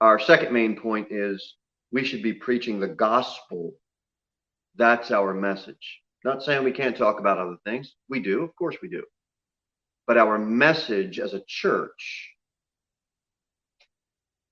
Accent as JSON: {"language": "English", "country": "United States", "tie": "born or raised there", "lives_now": "Tennessee, United States", "said": "I was born in the United States of America"}